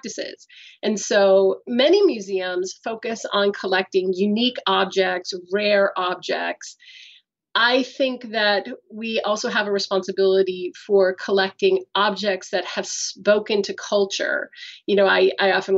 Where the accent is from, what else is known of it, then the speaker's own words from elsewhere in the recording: United States; moved away as an adult; now in Canada; I'm American